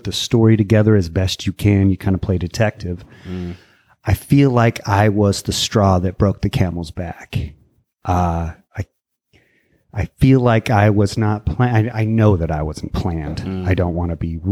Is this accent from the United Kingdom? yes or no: no; Martinez, California, United States; also born or lived in Walnut Creek / Concord; Born in Walnut Creek and mostly raised in Martinez.